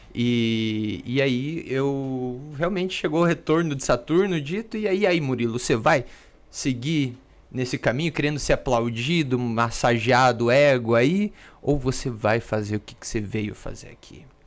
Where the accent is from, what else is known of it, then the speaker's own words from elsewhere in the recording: Pato Branco, Paraná, Brazil; eu sou lá de Pato Branco, no Paraná